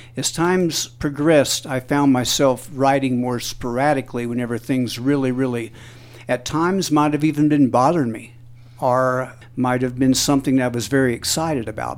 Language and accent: English; Jackson, Missouri, United States; We're from the southeastern part of Missouri.